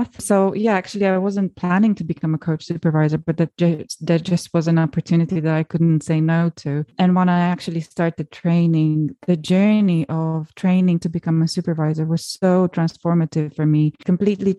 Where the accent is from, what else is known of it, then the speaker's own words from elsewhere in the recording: Romania; my home country of Romania